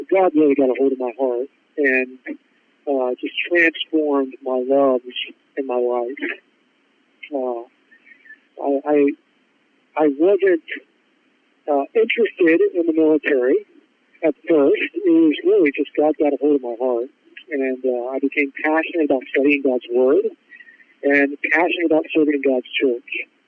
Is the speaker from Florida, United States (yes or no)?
no; Ohio, United States; moved away; Sure. Yeah, so I'm originally from Ohio